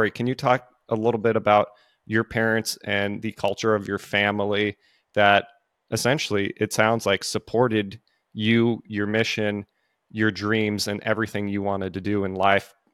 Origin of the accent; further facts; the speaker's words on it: West Coast, United States; I'm I'm a West Coast guy. I live in the South now